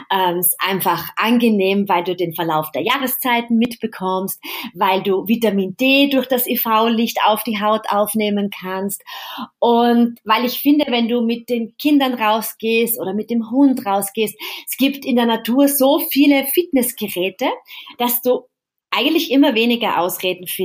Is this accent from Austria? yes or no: yes; Vienna, Austria; Genau, stimmt. Ja, genau, in meiner Heimat.